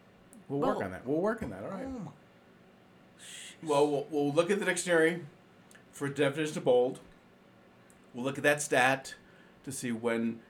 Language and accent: English; Cleveland, Ohio, United States; My hometown football team, the Cleveland Browns